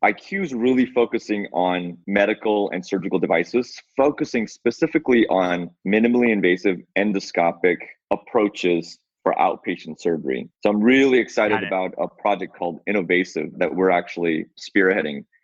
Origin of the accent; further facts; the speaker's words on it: Seattle, Washington, United States; I'm from Seattle. So since I was a resident of Seattle